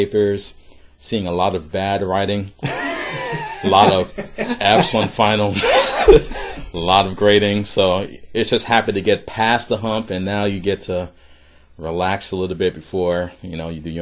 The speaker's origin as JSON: {"language": "English", "region": "the South", "country": "United States", "said": "I'm a Southerner"}